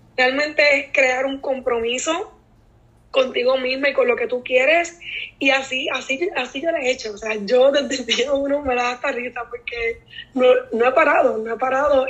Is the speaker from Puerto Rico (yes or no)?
yes; Naranjito, Puerto Rico; soy de Naranjito y soy maestra